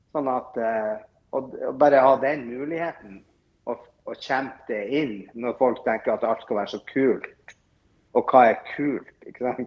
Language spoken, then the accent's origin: Norwegian; Northern Norway, Norway; Jeg er nordlending